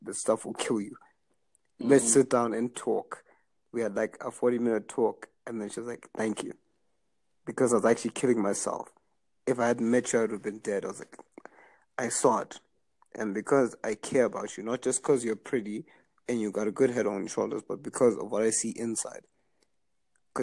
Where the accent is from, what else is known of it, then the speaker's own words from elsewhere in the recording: Zimbabwe; moved away as an adult; now in Canada; I grew up in Zimbabwe